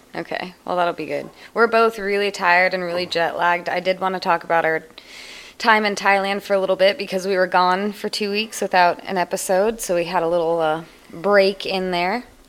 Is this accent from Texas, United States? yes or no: no; Shaver Lake, California, United States; my hometown, Shaver Lake, California